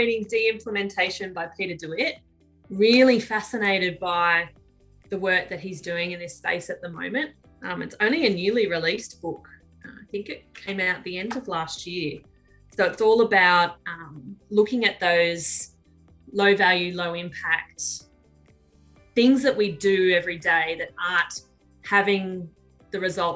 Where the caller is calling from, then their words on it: Tumut, New South Wales, Australia; I'm phoning in from New South Wales at the base of the Snowy Mountains in a little town called Tumut